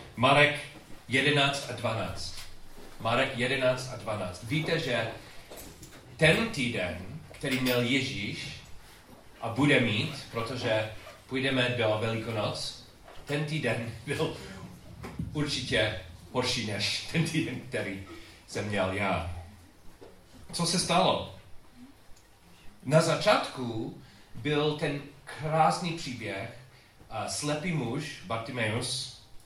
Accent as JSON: {"language": "Czech", "country": "United States", "also_born_or_lived": "Chicago", "second_language": "Czech", "moved": "as an adult", "said": "u nás v Americe"}